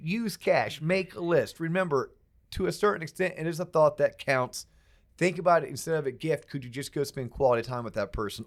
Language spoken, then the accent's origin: English; Florida, United States; I'm from Florida